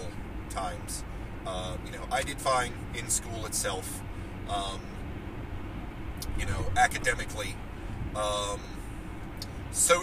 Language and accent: English; Martins Ferry, Ohio, United States; My hometown of Martins Ferry, Ohio, is not exactly a sprawling metropolis